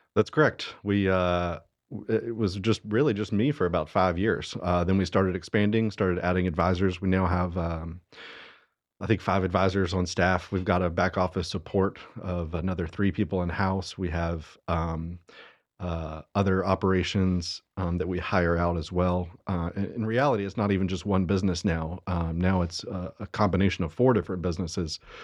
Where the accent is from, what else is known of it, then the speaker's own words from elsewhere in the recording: Statesville, North Carolina, United States; also born or lived in Hickory, North Carolina; now in Cornelius, United States; I grew up in Statesville. Uh, lived there till I was eighteen.